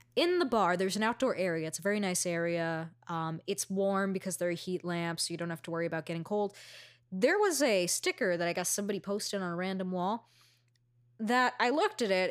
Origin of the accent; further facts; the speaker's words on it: New York City, New York, United States; I'm from Astoria